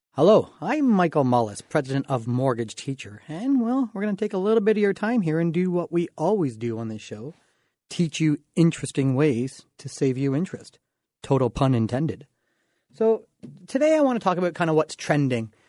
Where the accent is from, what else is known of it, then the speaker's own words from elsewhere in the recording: Dorchester, Ontario, Canada; I'm from the Dorchester area. You know, kinda raised, small town thought, small town boy, population about five thousand people